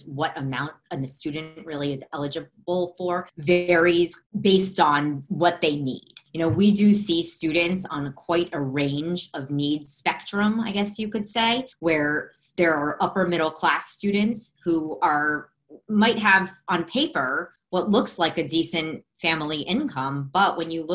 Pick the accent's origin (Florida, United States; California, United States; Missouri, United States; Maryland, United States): Florida, United States; Miami; I'm from Miami, Florida, another area that JELF services